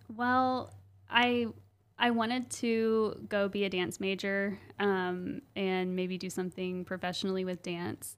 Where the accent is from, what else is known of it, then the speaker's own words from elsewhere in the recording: Owasso, Oklahoma, United States; I grew up yeah. in Owasso